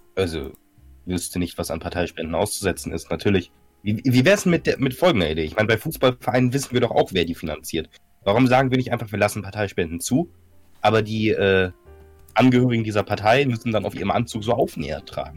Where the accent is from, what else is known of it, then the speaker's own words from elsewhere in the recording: Northern Germany, Germany; ich bin, ich bin Norddeutscher